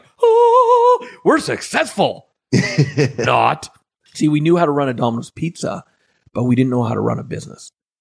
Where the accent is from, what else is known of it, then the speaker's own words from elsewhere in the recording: Canada; I'm just a Canadian boy. Born and raised in Canada